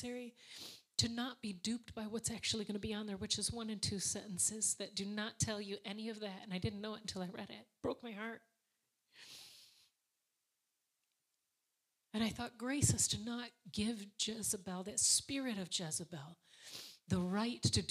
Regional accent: Alpena, Michigan, United States; which was up in Opina, Michigan, which happened to be my hometown

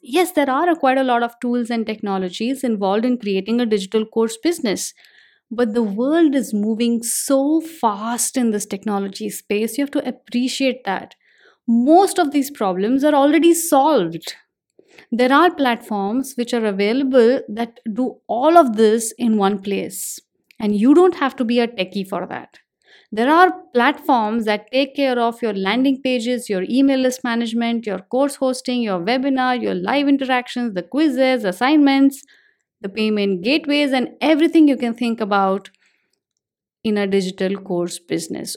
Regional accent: India; I'm an Indian

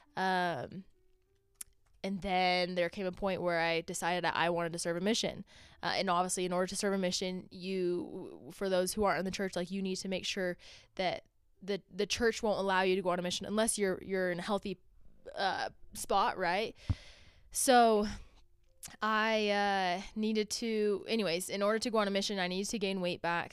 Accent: Orem, Utah, United States; I grew up in Orem, Utah, not too far from here.

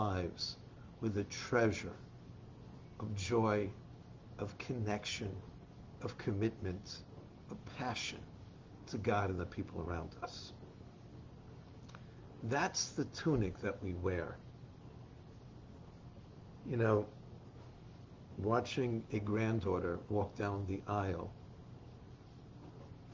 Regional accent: New York City, New York, United States; I grew up in the Bronx

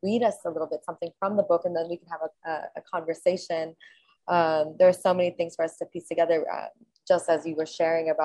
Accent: Los Angeles, California, United States; as a Palestinian who was born and raised in Los Angeles

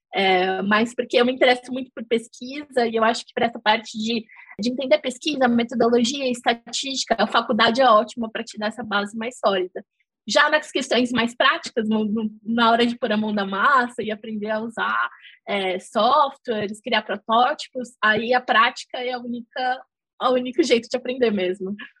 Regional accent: São Paulo, Brazil; moved away as an adult; also born or lived in Netherlands; now in London, United Kingdom; eu sou de São Paulo.

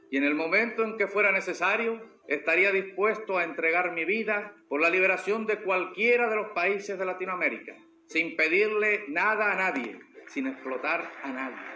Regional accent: Argentina; accent: Argentine; now in Cuba; He nacido en la Argentina, no es un secreto para nadie. Soy cubano y soy argentino también.

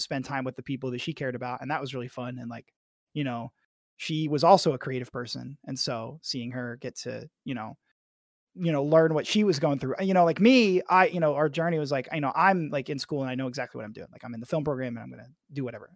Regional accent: Arkansas, United States; I'm from Arkansas

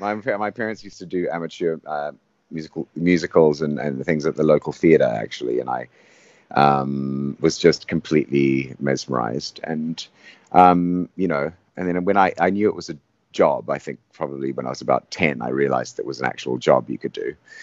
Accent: Zimbabwe; When I grew up in Zimbabwe on a tobacco farm.

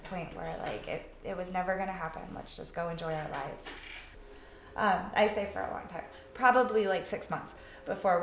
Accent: New England, United States; moved away as an adult; also born or lived in Nashville, Tennessee; what I grew up with in New England

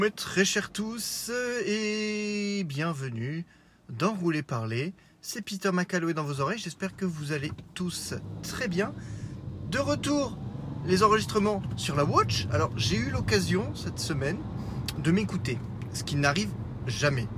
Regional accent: Lorraine, Grand Est, France; accent: Lorrain; mon accent lorrain un peu trop proéminent.

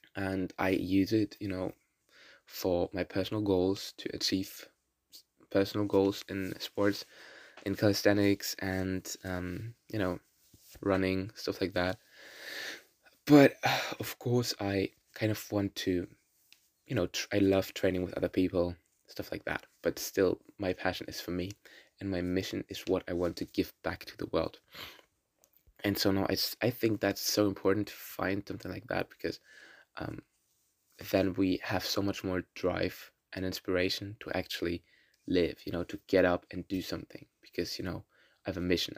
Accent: Berlin, Germany; first language German and Russian; English is a second language; I'm from Berlin, born in Berlin and Germany, and live here since I was born here.

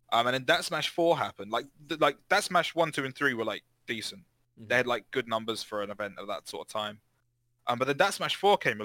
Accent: Thetford, East of England, United Kingdom; my hometown of Thetford

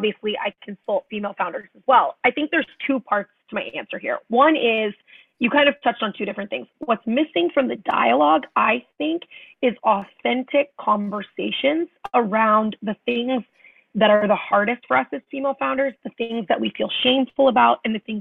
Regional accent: Tulsa, Oklahoma, United States; I was born in Oklahoma, in Tulsa, Oklahoma, and five kids in my family. So I'm the fourth of five

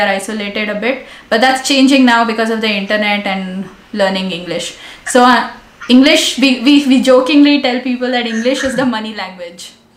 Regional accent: Delhi, India; now in Mexico; I know Hindi fluently because I grew up in Delhi.

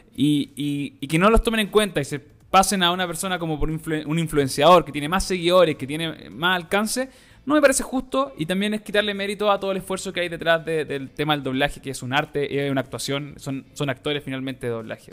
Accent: Chile; nosotros como latinos, ¿cachai? Chileno

